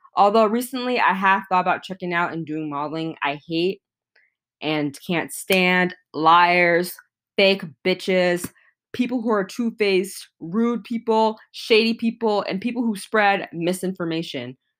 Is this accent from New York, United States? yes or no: no; Atlanta, Georgia, United States; I was born in Atlanta, Georgia